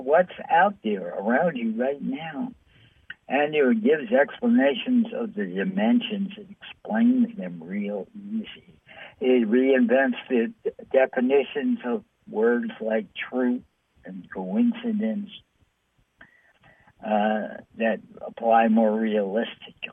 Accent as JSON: {"language": "English", "town": "New York City", "region": "New York", "country": "United States", "said": "I'm from New York City."}